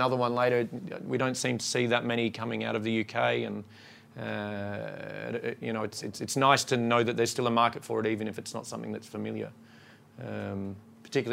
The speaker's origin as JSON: {"language": "English", "country": "Australia", "moved": "yes", "lives_now": "Sweden", "said": "I'm from Australia"}